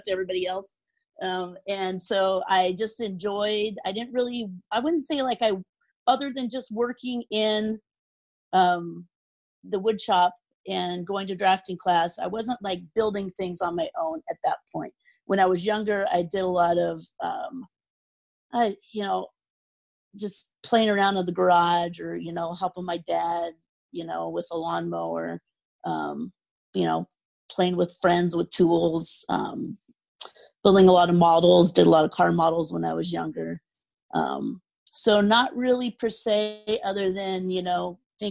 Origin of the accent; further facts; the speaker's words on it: Spokane, Washington, United States; also born or lived in Denver; So I grew up in Spokane, Washington, pretty much almost my whole childhood. I lived in Denver before that. So about the age of three is when we moved to Spokane.